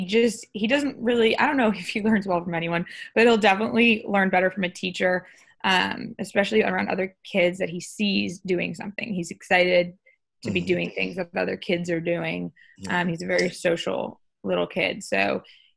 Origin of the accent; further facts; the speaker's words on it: Wilton, Connecticut, United States; moved away; also born or lived in New York City; I grew up in Wilton, which is, I don't know, if no traffic, 45 minutes outside